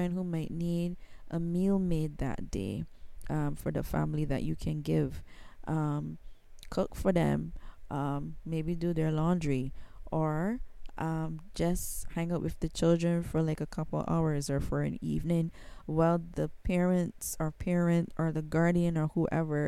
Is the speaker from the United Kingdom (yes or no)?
no; Barbados; I am from Barbados. I'm in the Caribbean